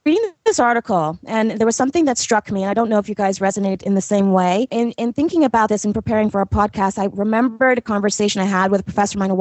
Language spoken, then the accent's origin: English; Ethiopia; growing up in Ethiopia